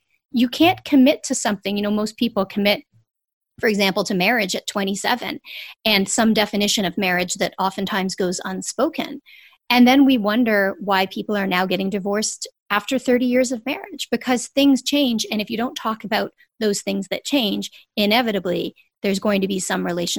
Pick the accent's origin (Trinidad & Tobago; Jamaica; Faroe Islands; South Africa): Jamaica; I'm Jamaican. My mom's from Jamaica.